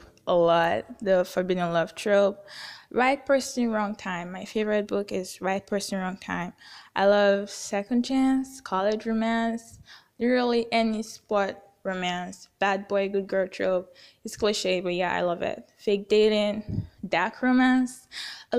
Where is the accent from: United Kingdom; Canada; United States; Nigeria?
Nigeria; I'm from Nigeria, somewhere in West Africa